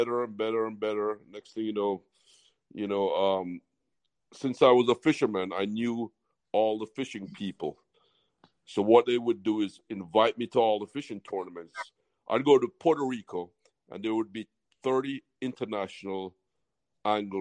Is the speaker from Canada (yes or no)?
no; Jamaica; also born or lived in California / Miami; now in West Palm Beach, United States; my mother was going to college, had me in California, moved me back to Jamaica. So I really grew up in an island tradition. That's why I got this accent